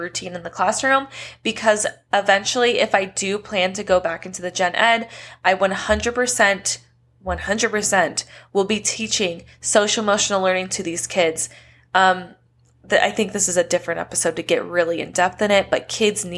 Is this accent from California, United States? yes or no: yes; Southern California, United States; moved away as an adult; now in Las Vegas, United States; moving out of my hometown in this tiny-ish place in Southern California into a brand new state